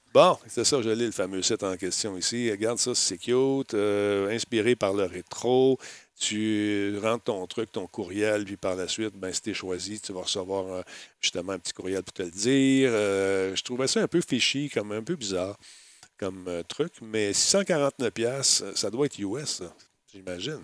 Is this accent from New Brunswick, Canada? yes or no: no; Quebec, Canada; j'étais du Québec